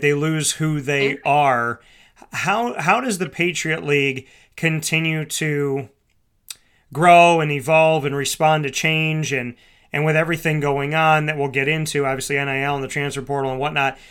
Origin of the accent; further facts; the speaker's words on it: near Hamilton, New York, United States; Colgate University in Hamilton, New York, very close to my hometown